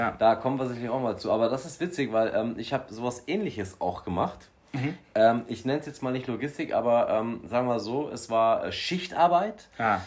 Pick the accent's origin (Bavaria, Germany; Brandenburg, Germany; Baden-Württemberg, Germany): Bavaria, Germany; ich komme aus Bayern